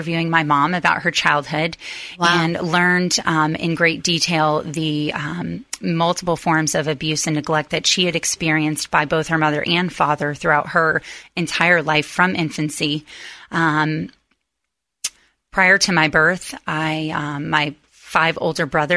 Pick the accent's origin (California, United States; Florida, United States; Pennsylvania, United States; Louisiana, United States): Florida, United States; Gainesville; moved away as an adult; now in Tampa, United States; I was actually born and raised in Gainesville, Florida